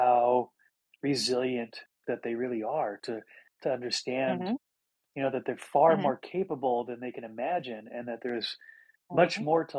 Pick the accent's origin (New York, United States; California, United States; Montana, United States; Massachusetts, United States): Montana, United States; I grew up in Montana, where it was wide open